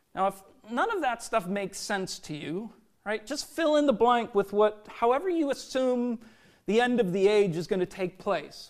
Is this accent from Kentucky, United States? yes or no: no; Minnesota, United States; growing up in Minnesota